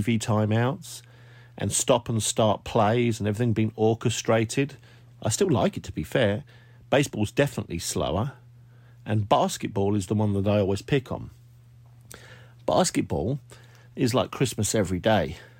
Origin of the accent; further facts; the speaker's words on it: United Kingdom; now in United States; Being a Brit living over here